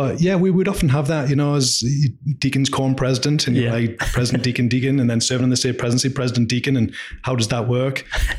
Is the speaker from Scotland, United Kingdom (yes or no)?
no; Durham, North East England, United Kingdom; So Durham in the UK.